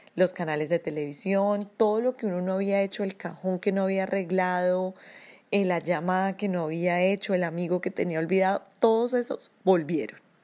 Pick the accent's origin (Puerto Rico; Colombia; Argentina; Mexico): Colombia; now in Oslo, Norway; Soy una colombiana, vivo en Oslo, Noruega